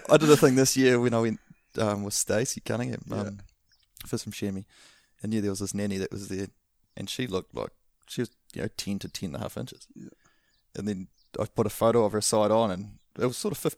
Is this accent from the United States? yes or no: no; New Zealand; growing up as a Kiwi here